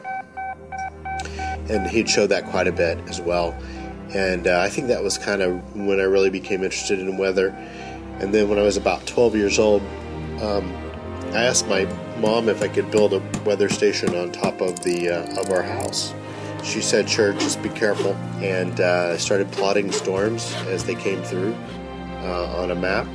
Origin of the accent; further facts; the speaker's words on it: North Texas, United States; growing up in North Texas